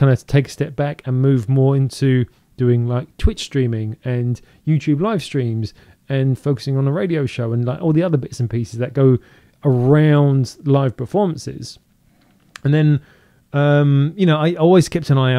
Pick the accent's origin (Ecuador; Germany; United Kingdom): United Kingdom; moved away as an adult; now in Seattle, United States; I'm British